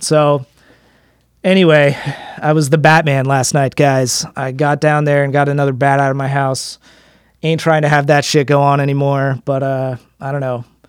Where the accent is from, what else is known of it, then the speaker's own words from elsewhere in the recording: Frederick, Maryland, United States; accent: American; where I live and where I grew up in Frederick, Maryland